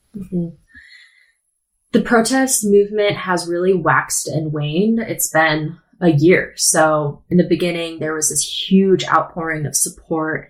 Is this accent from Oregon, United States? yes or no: yes; Portland, Oregon, United States; I'm from Portland, born and raised